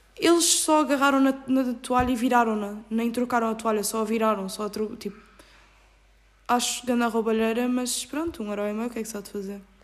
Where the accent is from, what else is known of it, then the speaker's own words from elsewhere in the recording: Ericeira, Lisbon, Portugal; moved away as an adult; now in Salerno, Italy; eu sou da zona da Ericeira